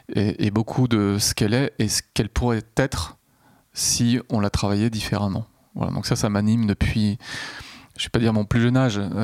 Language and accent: French; Nantes, Pays de la Loire, France; also born or lived in Rennes / Paris; je suis né à Nantes et j'y ai vécu un certain temps